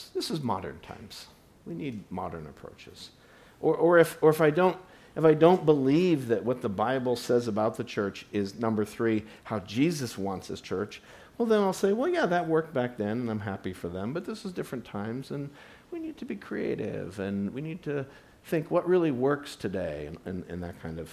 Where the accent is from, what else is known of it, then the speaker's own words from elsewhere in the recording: United States; me as an American